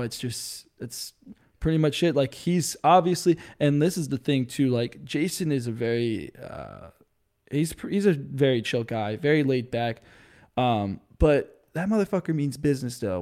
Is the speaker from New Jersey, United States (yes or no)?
yes; New Jersey, United States; my friends back home growing up in New Jersey. 'Cause I'm an East Coast kid